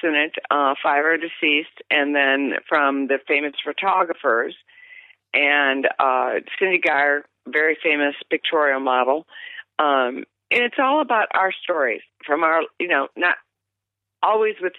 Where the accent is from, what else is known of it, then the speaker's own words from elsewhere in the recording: Detroit, Michigan, United States; also born or lived in Omaha, Nebraska / Ohio; I was born in Omaha, but we went back up to Michigan